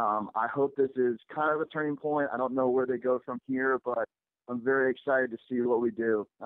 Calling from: Cincinnati, Ohio, United States; It's … from Cincinnati calling in.

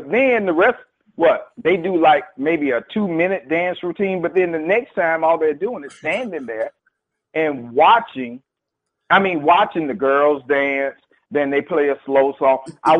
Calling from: Jacksonville, Florida, United States; from Jacksonville. How you guys doing?

